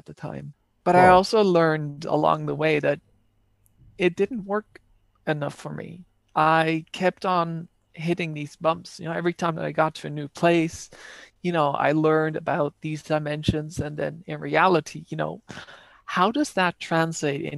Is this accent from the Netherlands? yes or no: yes; Netherlands; English is a second language; moved away; back in my home country in the Netherlands